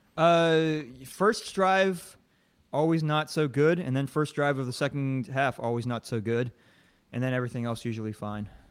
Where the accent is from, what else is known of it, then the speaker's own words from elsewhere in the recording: the South, United States; I'm from the South